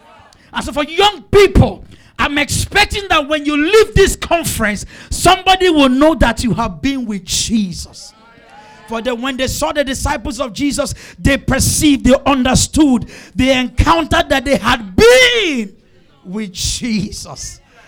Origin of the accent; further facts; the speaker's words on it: Obalende, Lagos, Nigeria; I grew up in Obalende. I saw my mate smoke and drink.